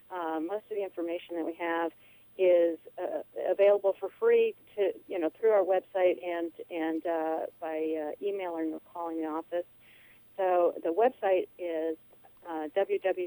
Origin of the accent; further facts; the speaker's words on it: Puerto Rico; I grew up in Puerto Rico.